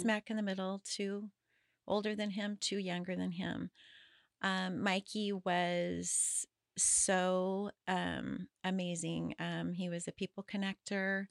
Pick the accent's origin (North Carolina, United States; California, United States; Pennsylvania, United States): California, United States; Paso Robles; I was born in Southern California, and when I was eight years old, my dad wanted to get out of the smog and um, moved to Paso Robles